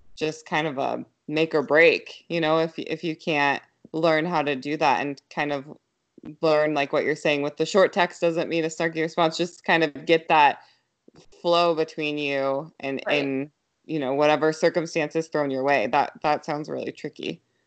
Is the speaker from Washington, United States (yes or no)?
yes; Yelm, Washington, United States; growing up in this area, because I grew up in Yelm